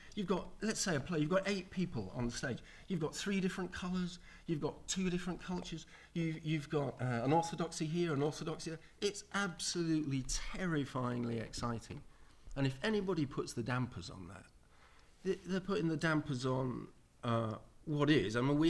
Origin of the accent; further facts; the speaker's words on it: Hull, Yorkshire and the Humber, United Kingdom; I come from Hull, and Hull is West Hull and East Hull. It's like two cities.